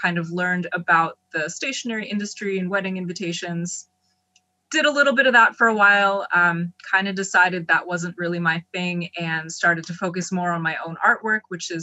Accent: Ellicott City, Maryland, United States; I grew up in Ellicott City and then went to MICA.

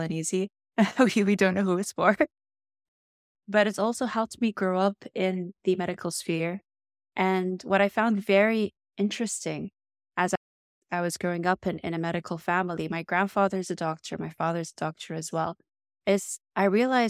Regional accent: Riyadh, Riyadh Province, Saudi Arabia; although I grew up in Riyadh in Saudi Arabia, and I was immersed, of course, with the Arab culture and the Middle Eastern culture, which is so rich and vibrant

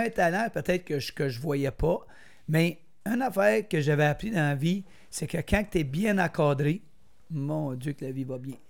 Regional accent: Brownsburg-Chatham, Quebec, Canada; je viens d'Argenteuil. J'étais un petit gars de Brownsburg.

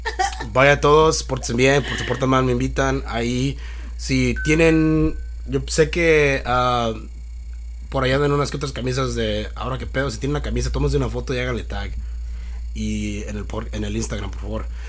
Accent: Mexico; now in United States

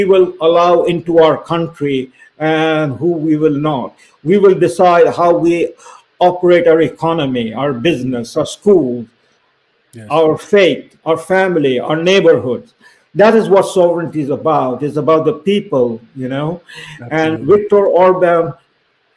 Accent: India; now in Canada; I'm an Indian

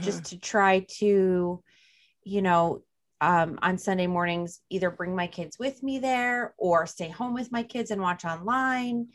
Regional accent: New Jersey, United States; accent: Jersey drawl; New Jersey

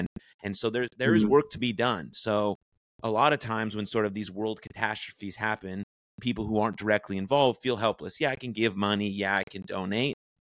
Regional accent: United States; as American Jews

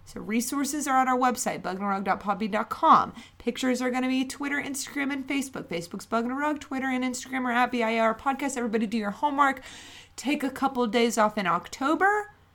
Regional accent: West Virginia, United States; we're from West Virginia, but not near Logan County

